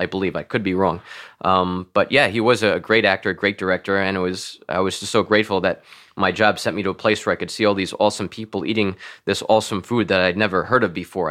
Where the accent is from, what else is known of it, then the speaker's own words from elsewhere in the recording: Floral Park, New York, United States; also born or lived in Washington, D.C. / Manhattan / Long Beach; Floral Park, where I grew up, is a, you know, Roman Catholic stronghold